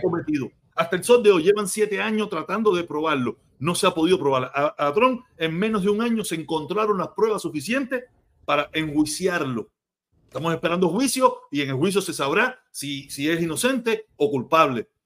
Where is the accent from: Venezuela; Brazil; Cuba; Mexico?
Cuba; now in United States; mi país natal